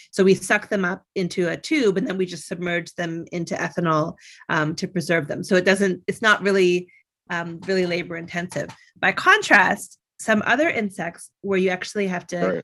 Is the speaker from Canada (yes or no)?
yes; Canada; I grew up in Canada